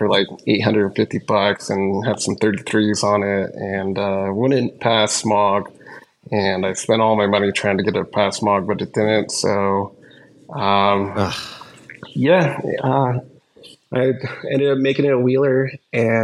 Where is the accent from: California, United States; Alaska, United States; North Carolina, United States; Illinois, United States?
California, United States; Truckee; Grew up in Truckee